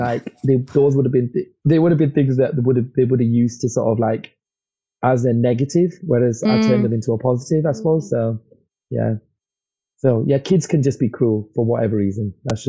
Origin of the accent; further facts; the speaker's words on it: Blackburn, North West England, United Kingdom; accent: regional; I mean, I have a regional accent, but very different from my hometown. I can sort of slightly put it on if I need to, because just to assimilate. So I can put it on, sort of like be a bit more Blackburn I'm from.